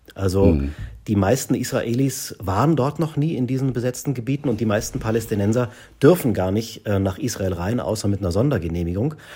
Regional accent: Germany; also born or lived in Munich; wir als Deutsche

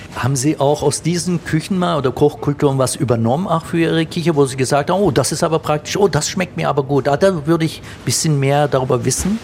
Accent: Germany; Meine Eltern kommen aus der Türkei, die waren einst Gastarbeiter. Ich bin dann hier aufgewachsen

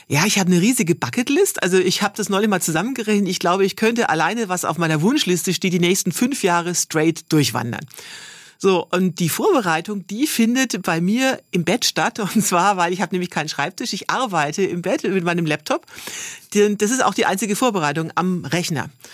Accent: Bavaria, Germany; ich komme jetzt zwar äh, aus Bayern und nicht aus Schwaben

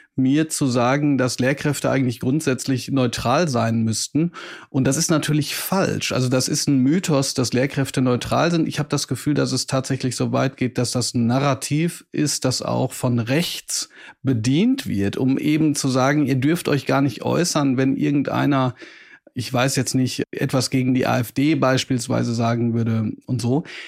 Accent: Bochum, North Rhine-Westphalia, Germany; dass ich auch aus Bochum komme

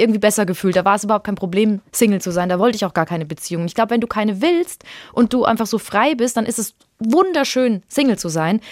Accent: Würzburg, Bavaria, Germany; ich komme ja aus Würzburg

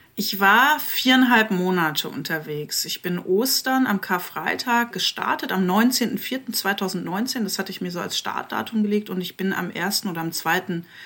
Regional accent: Eifel, Rhineland-Palatinate, Germany; moved away as an adult; now in Leipzig, Germany; ich komme zwar aus der Eifel, aber ich lebe seit 20 Jahren in Leipzig

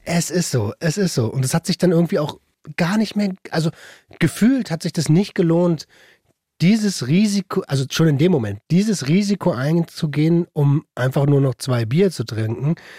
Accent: Berlin, Germany; moved away as an adult; now in Brandenburg, Germany; Wir sind ja beide aus Berlin. Ich ja. bin da hingezogen

